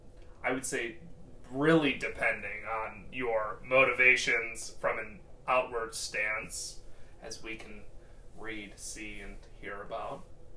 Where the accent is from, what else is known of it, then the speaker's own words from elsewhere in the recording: United States; We are American.